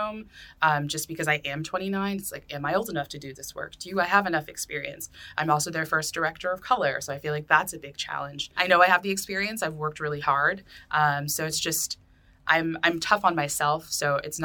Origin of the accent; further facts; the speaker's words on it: Lynn, Massachusetts, United States; I'm from Lynn